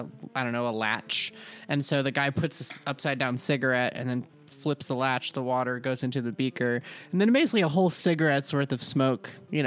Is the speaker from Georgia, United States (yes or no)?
yes; Georgia, United States; I'm from Georgia.